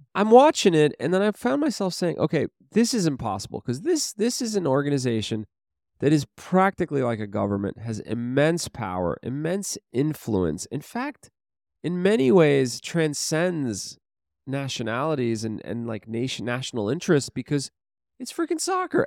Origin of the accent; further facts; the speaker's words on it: New York City, New York, United States; I grew up in Brooklyn